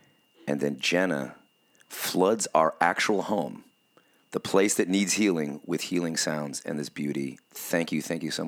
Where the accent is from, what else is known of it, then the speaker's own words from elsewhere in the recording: California, United States; growing up in Southern California during the high school years, with our trying to get our band to get noticed or something, in the 90s